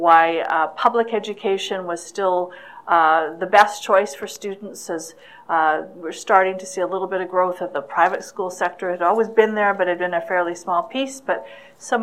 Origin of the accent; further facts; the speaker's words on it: Vancouver, British Columbia, Canada; I'm born and raised in Vancouver, went to school in Vancouver